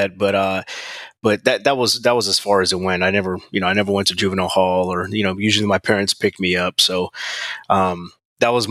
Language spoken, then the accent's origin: English; San Diego, California, United States; I grew up in South San Diego